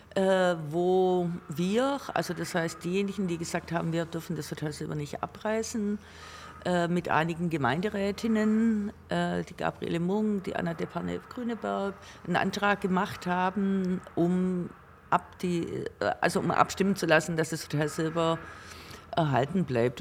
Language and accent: German; Kuchen, Baden-Württemberg, Germany; ich bin in Kuchen geboren. Kuchen, ein ganz schönes kleines Dörfchen zwischen Gingen, Süßen und Geislingen